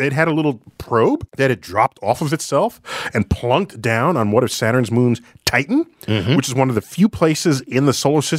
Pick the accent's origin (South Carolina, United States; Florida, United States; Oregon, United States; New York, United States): New York, United States; New York City; Pelham Bay, cool. So your first night sky would have been the same as my first night sky.